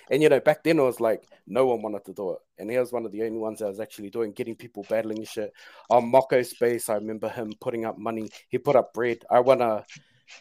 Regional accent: New Zealand; I am a Kiwi

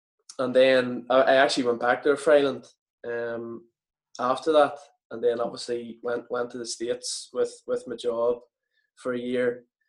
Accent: Newry, Northern Ireland, United Kingdom; coming from Newry myself, being in my hometown club

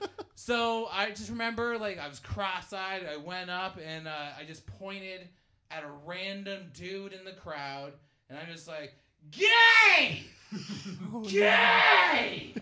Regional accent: Hamilton, Ontario, Canada; I'm from Hamilton.

